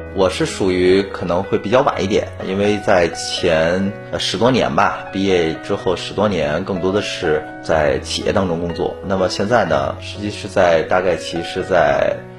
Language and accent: Chinese; Beijing, China; moved away as an adult; now in Changsha, China; 我是土生土长的北京人，一九七九年出生。同年呢，因为我生长在一个知识分子家庭，我的母亲呢是从事教育行业，我的父亲呢是在中国社科院工作